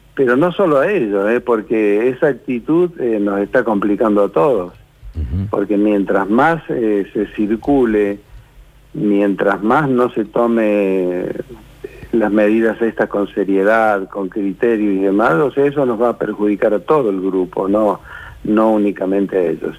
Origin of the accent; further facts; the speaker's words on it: Argentina; somos nosotros los argentinos